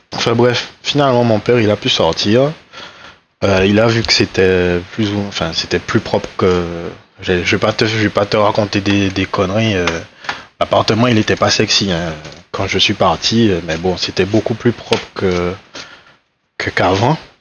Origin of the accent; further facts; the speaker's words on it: Les Abymes, Guadeloupe; moved away; j'ai grandi à Grand Camp aussi